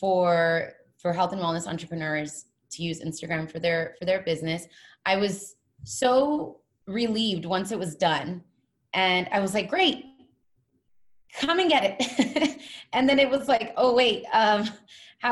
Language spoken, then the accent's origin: English; California, United States; moved away as an adult; now in Hawaii, United States; I'm originally from California